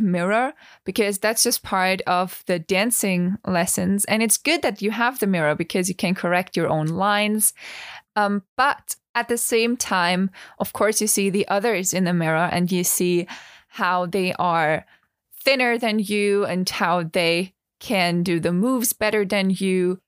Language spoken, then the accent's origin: English; Vienna, Austria; English is a second language; also born or lived in Tenerife; I studied musical theater for three years in Vienna, so in my hometown